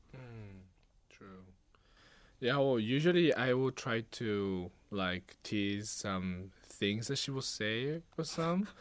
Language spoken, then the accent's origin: English; Japan; moved away as an adult; now in Hawaii, United States; I was born in Japan, unlike my sister, uh, and I was also raised there all my life